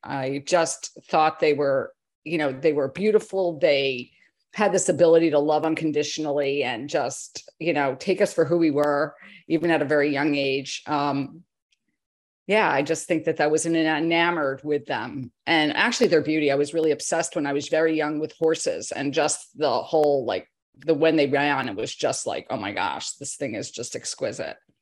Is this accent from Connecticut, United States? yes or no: yes; Connecticut, United States; I grew up in Connecticut in farm country